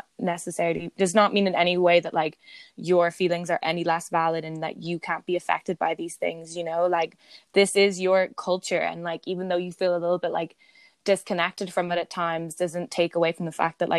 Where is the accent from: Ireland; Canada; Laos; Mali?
Ireland; I'm just Irish